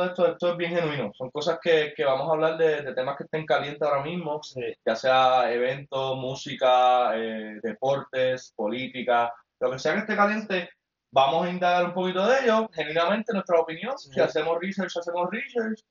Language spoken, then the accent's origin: Spanish; Mayagüez, Puerto Rico; also born or lived in North Carolina; soy nativo de Mayagüez